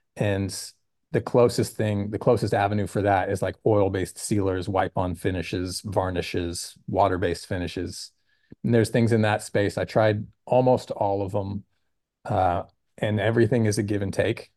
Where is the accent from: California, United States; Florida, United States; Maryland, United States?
California, United States; Sunnyvale; also born or lived in Oregon / Oakland; I grew up over the hill in a town called Sunnyvale